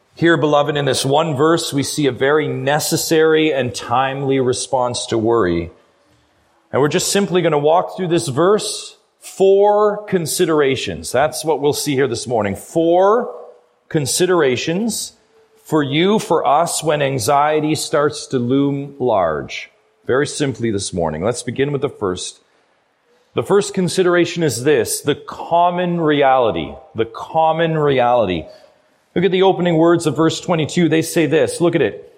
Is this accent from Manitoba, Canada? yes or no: no; Ontario, Canada; I'm from Ontario. I know that I'm from a long ways away